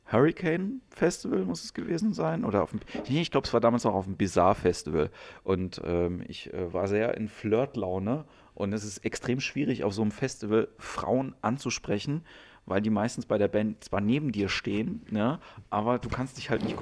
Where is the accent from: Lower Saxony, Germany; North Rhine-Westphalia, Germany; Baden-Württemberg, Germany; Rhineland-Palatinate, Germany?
Rhineland-Palatinate, Germany; Ludwigshafen; now in Lüneburg, Germany; ja, ich äh, wohne in Lüneburg, aber eigentlich komme ich aus Ludwigshafen.